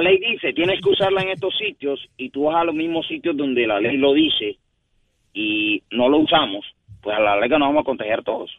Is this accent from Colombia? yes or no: yes; Colombia; now in Puerto Rico; yo no soy puertorriqueño, soy de Colombia